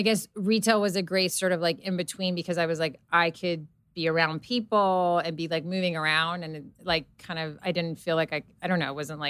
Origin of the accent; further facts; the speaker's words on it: Serbia; English is a second language; so I grew up in Serbia around grandmothers and my mom that were constantly like knitting, sewing, like crocheting.